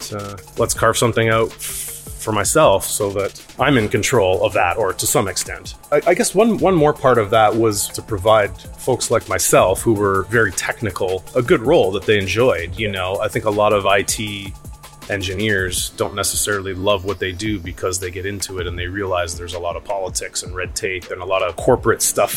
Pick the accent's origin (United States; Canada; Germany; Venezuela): Canada; Woodstock, Ontario; moved away as an adult; also born or lived in London, England; in my hometown of Woodstock. So I was raised in a small business family